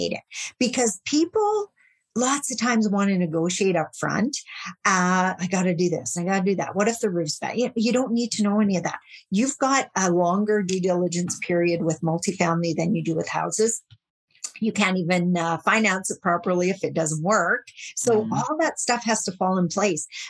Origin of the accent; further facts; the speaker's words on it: Saskatchewan, Canada; I'm from Saskatchewan